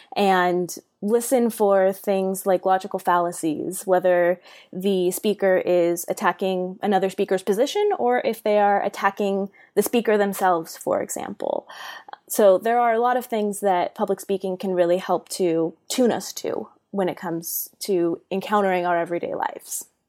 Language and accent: English; Bay Area, California, United States; I am from the Bay Area, born and raised um, in California